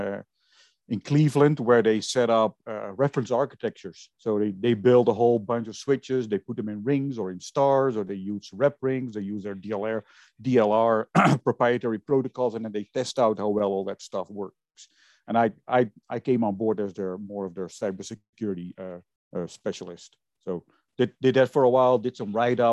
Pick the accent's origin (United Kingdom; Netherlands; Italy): Netherlands; moved away; I was originally born and raised in Holland